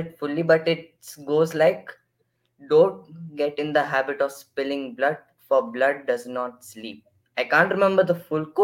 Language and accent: English; Chennai, Tamil Nadu, India; I'm from Chennai